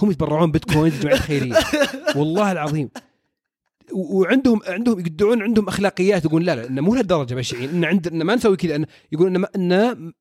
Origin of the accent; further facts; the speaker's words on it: Saudi Arabia; عندنا في السعوديه